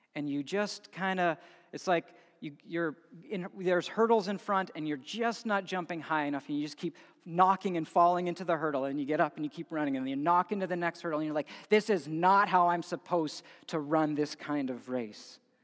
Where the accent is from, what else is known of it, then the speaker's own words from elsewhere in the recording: Edmonton, Alberta, Canada; growing up in Edmonton